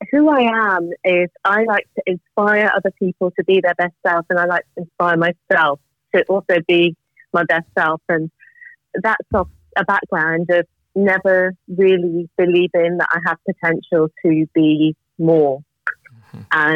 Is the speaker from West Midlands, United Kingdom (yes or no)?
yes; Birmingham, West Midlands, United Kingdom; moved away; also born or lived in Germany / Edinburgh / Jamaica; I grew up in Birmingham. My parents are from Jamaica